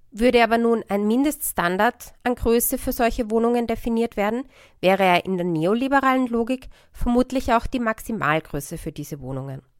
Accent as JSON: {"language": "German", "region": "Vienna", "country": "Austria", "said": "durch die vielen Beispiele aus Wien, die Gabo Heindl im Buch beschreibt, war das Buch für mich als Wienerin gut greifbar."}